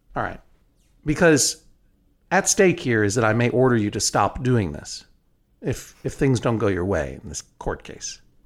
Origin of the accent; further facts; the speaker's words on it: New England, United States; I am from New England